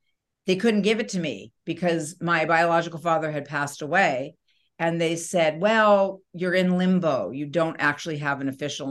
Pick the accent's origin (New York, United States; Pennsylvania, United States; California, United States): New York, United States; I was born in New York